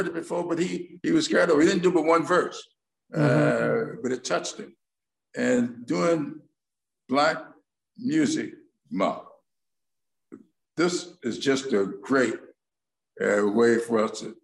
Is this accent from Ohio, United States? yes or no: no; South Carolina, United States; I'm from South Carolina.